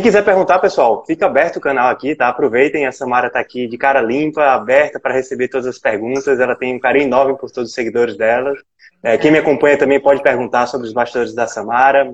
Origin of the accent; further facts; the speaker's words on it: Alagoas, Brazil; E aqui em Alagoas, né? Eu também sou alagoano.